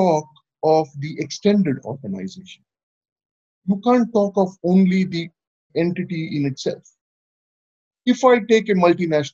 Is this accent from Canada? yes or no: no; India; I'm from India